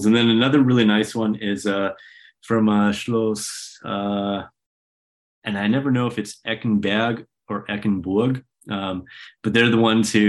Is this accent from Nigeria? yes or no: no; Canada; moved away; also born or lived in Oklahoma / Vienna; I'm Canadian